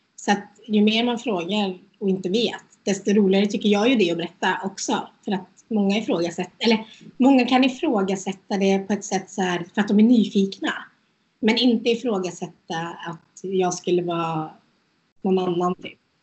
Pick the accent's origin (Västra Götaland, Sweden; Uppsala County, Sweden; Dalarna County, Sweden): Västra Götaland, Sweden; Götene; also born or lived in India / Norway; jag är från Götene